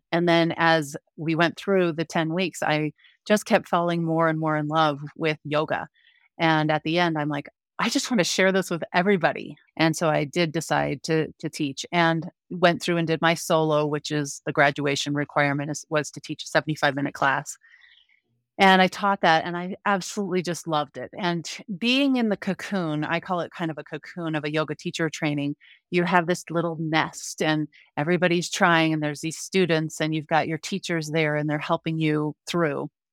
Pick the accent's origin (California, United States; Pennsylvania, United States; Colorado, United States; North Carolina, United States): Colorado, United States; Denver; also born or lived in Park City, Utah / Grand Junction, Colorado; now in Frisco, United States; I grew up in the Denver metro area